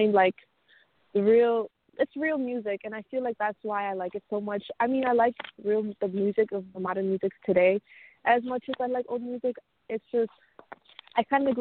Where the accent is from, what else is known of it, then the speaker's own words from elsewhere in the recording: Wisconsin, United States; I am from Wisconsin and 17 years old.